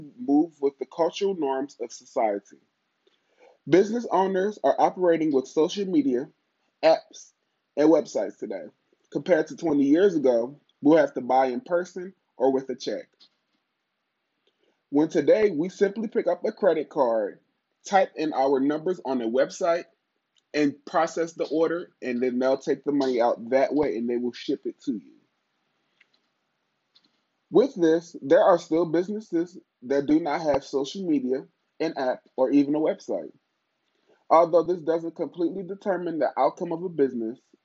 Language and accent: English; Pennsylvania, United States; moved away as an adult; also born or lived in Holly Springs, Mississippi; if I'm back at my hometown in Pennsylvania